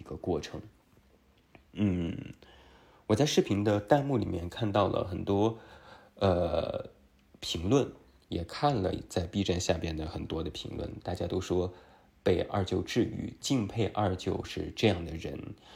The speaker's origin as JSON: {"language": "Chinese", "country": "China", "said": "我们中国人"}